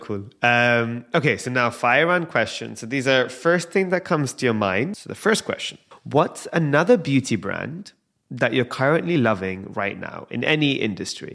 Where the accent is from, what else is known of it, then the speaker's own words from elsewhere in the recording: London, United Kingdom; I'm born and raised in London